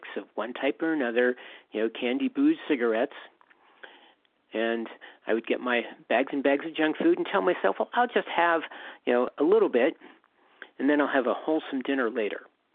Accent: Western Pennsylvania, United States; moved away as an adult; also born or lived in Southern California / San Francisco; I grew up in Western Pennsylvania, escaped when I was 18, went to Southern California

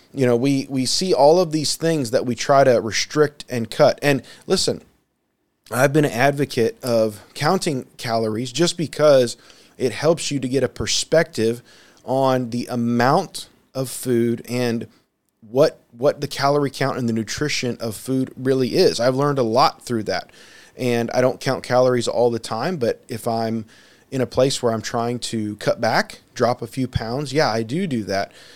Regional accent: United States; I'm speaking here primarily as an American and someone who lives in a land their flu, food is, for the most part, plentiful

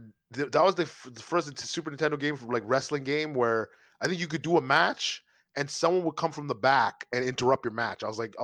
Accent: Texas, United States; I'm like, yo, what is this? I'm from Texas. I was

